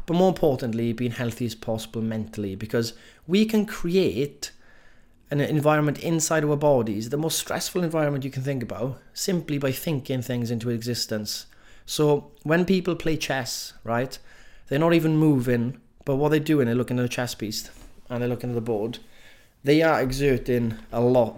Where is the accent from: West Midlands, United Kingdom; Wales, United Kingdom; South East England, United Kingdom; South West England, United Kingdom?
Wales, United Kingdom; Welsh; accent: Welsh; I'm just being too Welsh-y with saying every letter, every word